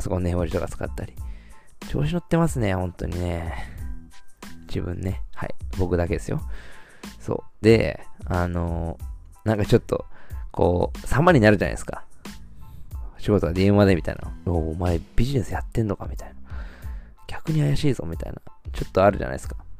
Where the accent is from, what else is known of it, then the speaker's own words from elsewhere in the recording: Shizuoka, Japan; ずっと生まれも育ちも静岡